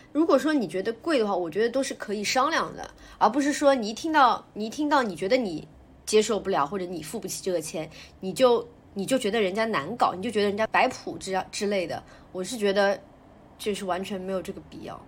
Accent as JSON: {"language": "Chinese", "country": "China", "also_born_or_lived": "Shanghai", "said": "我们中国人"}